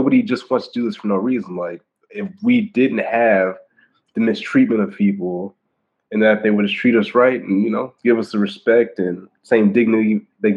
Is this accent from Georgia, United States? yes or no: yes; Augusta, Georgia, United States; now in Florida, United States; I grew up in Augusta, Georgia